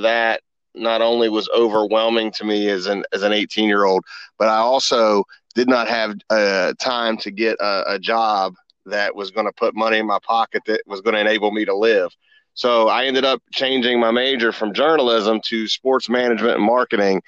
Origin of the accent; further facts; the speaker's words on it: Huntington, West Virginia, United States; moved away as an adult; now in Newport News, United States; growing up in Huntington shaped who I am